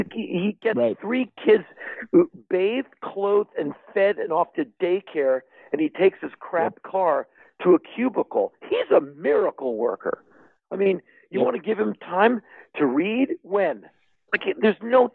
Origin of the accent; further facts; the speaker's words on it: Washington, District of Columbia, United States; I come from Washington, D.C.